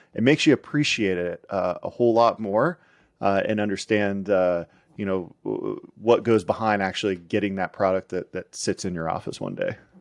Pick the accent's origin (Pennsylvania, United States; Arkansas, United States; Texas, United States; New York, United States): Pennsylvania, United States; outside Pittsburgh; I grew up outside Pittsburgh